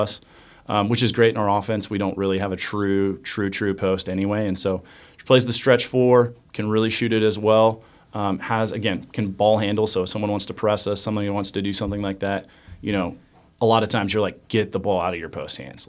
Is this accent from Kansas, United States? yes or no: yes; Cheney, Kansas, United States; I'm originally from Cheney, Kansas